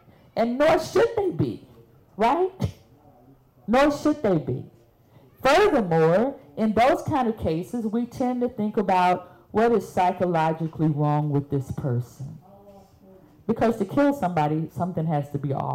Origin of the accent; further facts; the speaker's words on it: Birmingham, Alabama, United States; I'm from Birmingham.